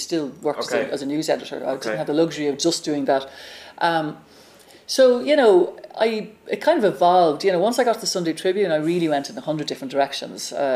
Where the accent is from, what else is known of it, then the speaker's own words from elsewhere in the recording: Ireland; also born or lived in New York; I came back from the States and settled back down in Ireland